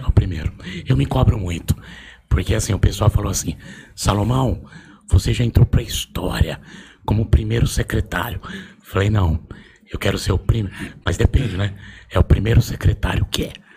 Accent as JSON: {"language": "Portuguese", "town": "Osasco", "region": "São Paulo", "country": "Brazil", "tie": "born or raised there", "said": "Nasci criado em Osasco"}